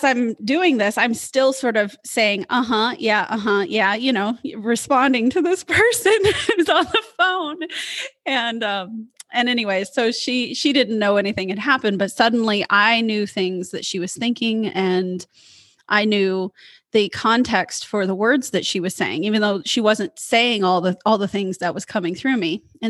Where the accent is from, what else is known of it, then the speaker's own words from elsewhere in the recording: Midwest, United States; moved away; also born or lived in Portland, Oregon; I'm from the Midwest. And so being the good Midwestern woman that I was